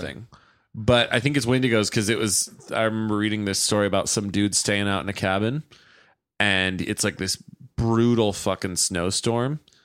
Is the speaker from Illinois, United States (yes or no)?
no; Stockton, California, United States; Stockton, my hometown